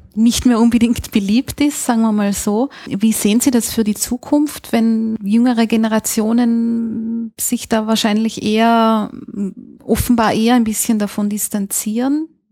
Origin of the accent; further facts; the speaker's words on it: Austria; bei uns in Österreich